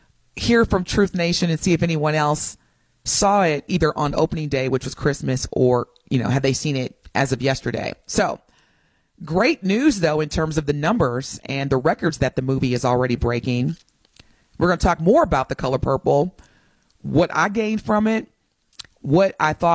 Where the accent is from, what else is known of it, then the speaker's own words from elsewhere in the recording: East Chicago, Indiana, United States; born there; I was born in East Chicago, Indiana, but I'm a Packers fan, so it's all good.